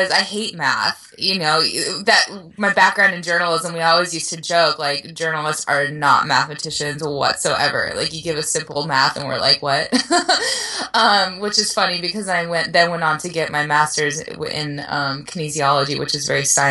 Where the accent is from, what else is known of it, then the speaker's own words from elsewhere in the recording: Oceanside, California, United States; It's my hometown race